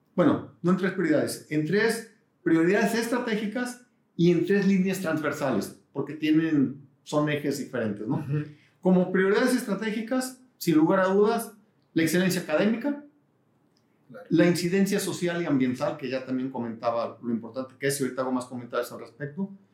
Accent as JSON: {"language": "Spanish", "town": "Guadalajara", "region": "Jalisco", "country": "Mexico", "tie": "born or raised there", "also_born_or_lived": "San Diego / Houston", "said": "yo nací en Guadalajara, 1962. Este año cumplo 60 años. Me siento joven. Eh, quiero mucho Guadalajara, creo que es una gran ciudad. Eh, toda mi vida he estado aquí"}